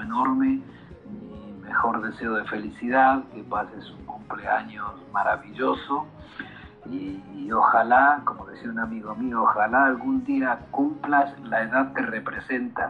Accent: Argentina; soy argentino

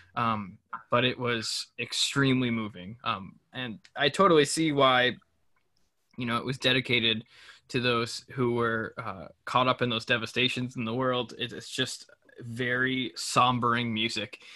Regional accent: Albany, New York, United States; moved away as an adult; also born or lived in Ithaca, New York; I'm from Albany, New York, and I moved to Ithaca for college

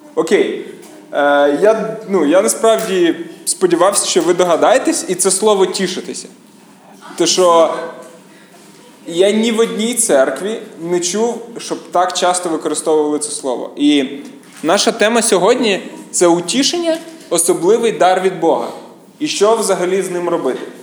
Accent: Kyiv, Ukraine; я з Києва

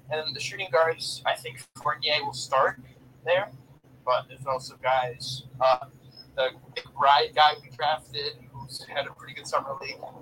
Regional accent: New York City, New York, United States; I was born in Brooklyn

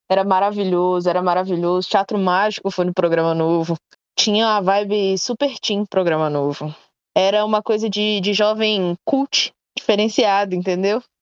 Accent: Itabira, Minas Gerais, Brazil; born or raised there

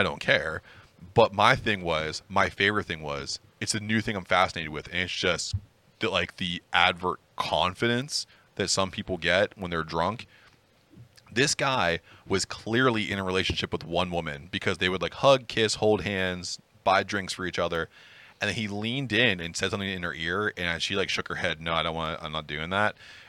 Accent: Pennsylvania, United States; I'm from Pennsylvania.

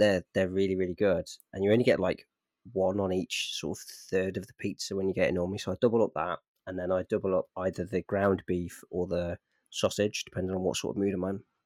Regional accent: Midlands, United Kingdom; moved away; also born or lived in South of England; I'm from the Midlands

